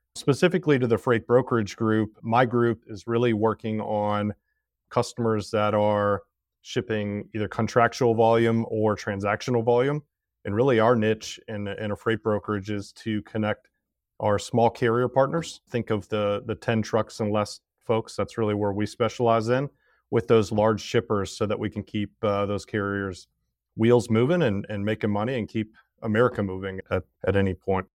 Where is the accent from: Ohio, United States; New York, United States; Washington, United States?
Ohio, United States; Cincinnati; also born or lived in Oxford, Ohio / Tennessee; born in Cincinnati, Ohio. I still got family that lives there